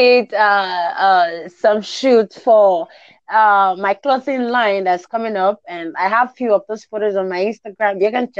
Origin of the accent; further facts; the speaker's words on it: Nigeria; I am in Nigeria.